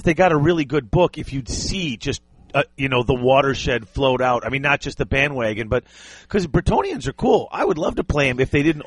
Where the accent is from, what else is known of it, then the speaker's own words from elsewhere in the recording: United States; I am the ugly American.